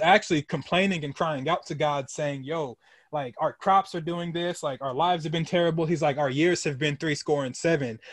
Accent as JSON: {"language": "English", "town": "Emporia", "region": "Kansas", "country": "United States", "tie": "born or raised there", "moved": "yes", "said": "It's a little town in Kansas called Emporia"}